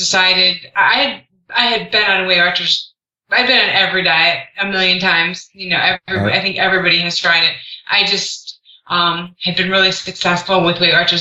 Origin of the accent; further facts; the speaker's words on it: Cleveland, Ohio, United States; I am from Cleveland, Ohio